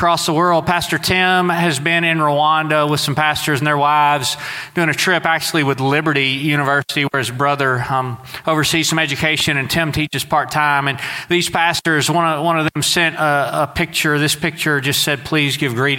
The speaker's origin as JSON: {"language": "English", "region": "Southeast Texas", "country": "United States", "tie": "born or raised there", "moved": "yes", "said": "Now, I grew up in Southeast Texas"}